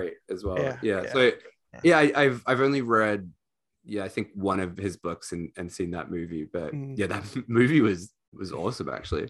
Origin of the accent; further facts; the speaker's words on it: Australia; also born or lived in Europe; I'm sort of in a weird spot where I actually didn't spend most of my childhood in Australia. So I grew up in Europe.